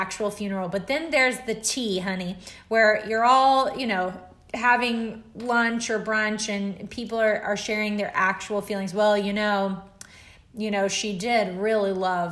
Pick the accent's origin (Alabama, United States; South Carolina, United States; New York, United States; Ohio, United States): Alabama, United States; as a kid growing up in Alabama